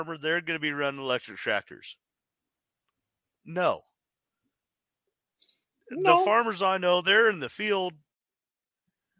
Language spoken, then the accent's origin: English; Wyoming, United States; now in Utah, United States; growing up in Wyoming, I mean, we're coal country.